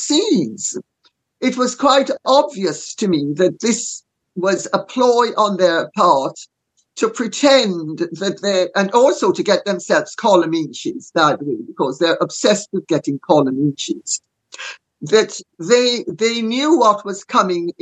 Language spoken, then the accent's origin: English; Jamaica; I'm Jamaican